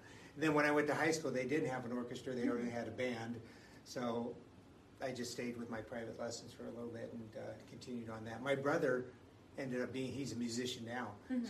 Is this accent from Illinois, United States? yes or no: no; Los Angeles, California, United States; also born or lived in Philippines; I grew up in Southern California, in West Los Angeles.